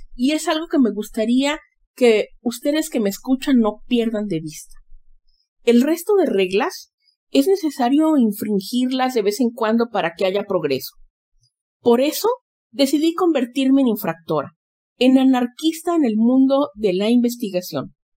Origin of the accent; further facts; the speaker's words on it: Xalapa, Veracruz, Mexico; moved away; mi patria chica, Jalapa, Veracruz.